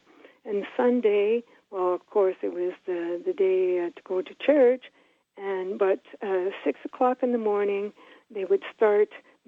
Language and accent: English; Ottawa, Ontario, Canada; We were raised in Ottawa, born and raised. I'm 57.